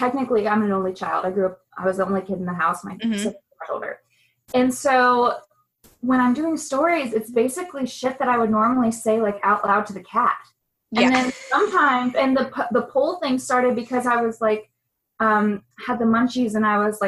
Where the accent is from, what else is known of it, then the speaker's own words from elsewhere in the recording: Ellenwood, Georgia, United States; also born or lived in Flint, Michigan; now in Atlanta, United States; I was born in Flint, Michigan. {S0} Okay. {S1} And, but I wasn't raised there. I was raised in a city just south of here, Ellenwood, Georgia.